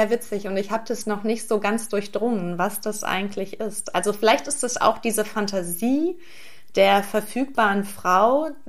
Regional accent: Brühl, North Rhine-Westphalia, Germany; now in Berlin, Germany; Naja, wenn man so in Brühl aufwächst, dann ist ja Köln die große weite Welt

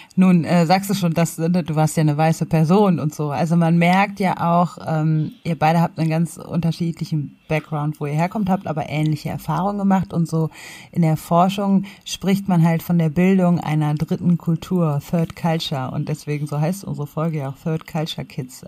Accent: Ruhr area, North Rhine-Westphalia, Germany; moved away as an adult; also born or lived in Tanzania / Kassel; ich bin im Ruhrgebiet aufgewachsen

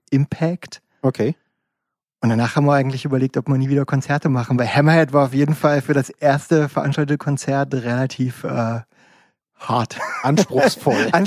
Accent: Dessau, Saxony-Anhalt, Germany; moved away as an adult; also born or lived in Wolfen / Leipzig; aufgewachsen in Dessau, weil mein Vater am Bauhaus und so weiter war.

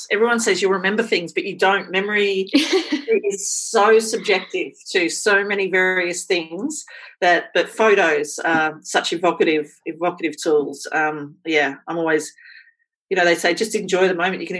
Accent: Queensland, Australia; born there; I was born in Queensland.

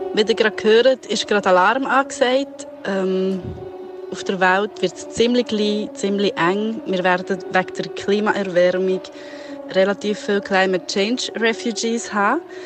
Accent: Italy; now in Switzerland; Ich als Italienerin leide manchmal in der Schweiz

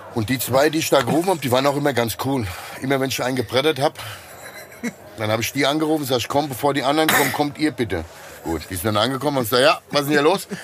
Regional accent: Hesse, Germany; accent: Hessian; ich kann nur Hessisch

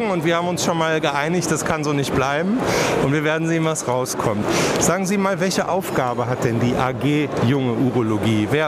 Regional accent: Baden-Württemberg, Germany; born there; Und ich bin ja äh, auf, geboren in Baden-Württemberg.

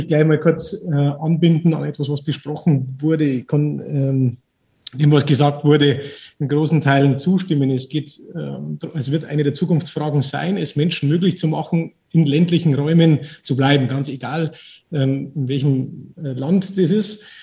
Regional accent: Germany; now in Lebanon; als, als, als Deutsche

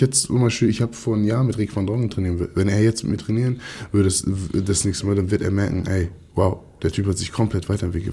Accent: Hamburg, Germany; also born or lived in Kiel; als Hamburger, sag ich mal, von Hamburg

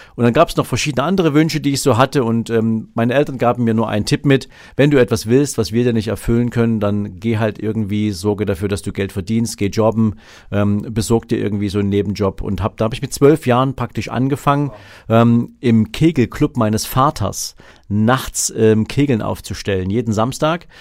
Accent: Dresden, Saxony, Germany; ich bin ja in der DDR geboren, in Dresden

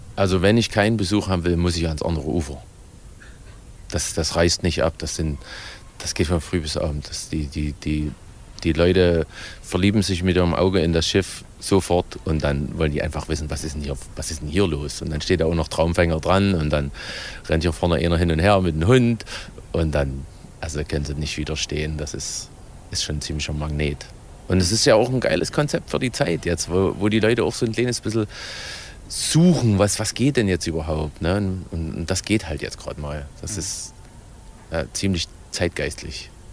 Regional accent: Ore Mountains, Saxony, Germany; als Erzgebirgler

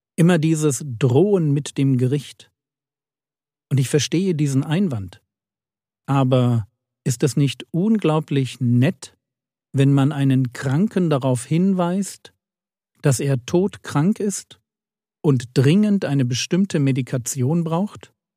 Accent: a village in Bavaria, Germany; Ich bin in einem Dorf in Bayern groß geworden

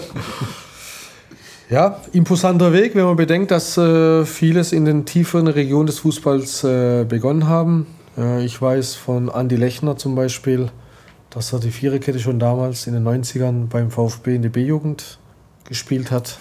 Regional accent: Istanbul, Turkey; moved away; mein Heimatland Istanbul

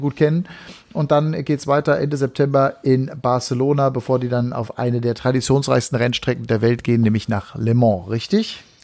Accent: Hagen, North Rhine-Westphalia, Germany; ich komme aus Hagendahl, dann bist du quasi in meiner Heimat gewesen.

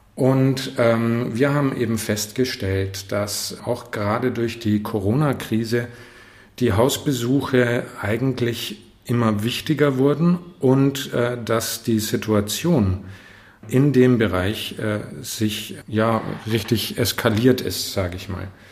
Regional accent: Northern Germany, Germany; now in Fürth, Germany; als Norddeutscher

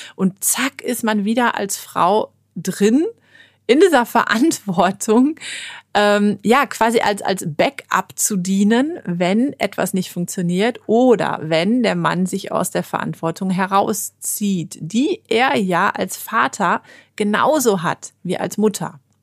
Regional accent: Germany; bei uns in Deutschland

